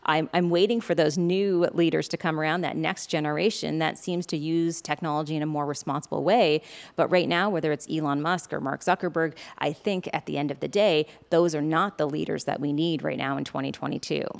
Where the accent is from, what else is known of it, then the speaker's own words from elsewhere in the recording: Prince Edward Island, Canada; growing up on Prince Edward Island